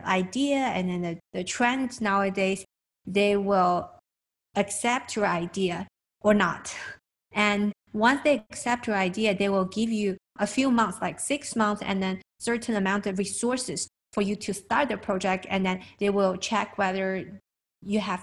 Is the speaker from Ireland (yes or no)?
no; China; now in United States; I'm from China.